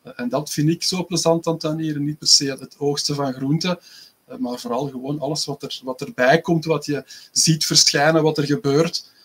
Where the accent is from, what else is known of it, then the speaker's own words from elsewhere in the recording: Belgium; uit België